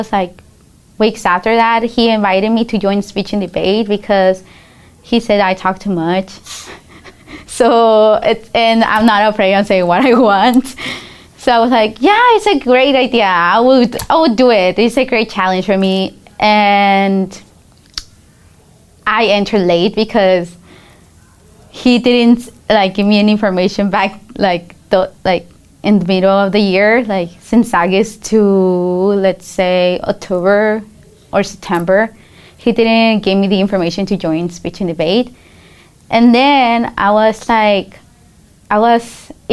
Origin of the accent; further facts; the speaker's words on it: Denver, Colorado, United States; also born or lived in Guadalajara, Mexico; I grew up here in the United States in Denver, Colorado